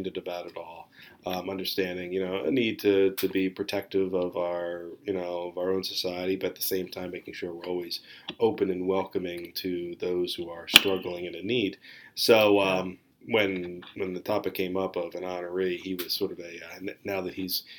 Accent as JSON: {"language": "English", "town": "Philadelphia", "region": "Pennsylvania", "country": "United States", "said": "I will continue to refer to him as Newman, only because we're from the Philadelphia area and we all say Newman."}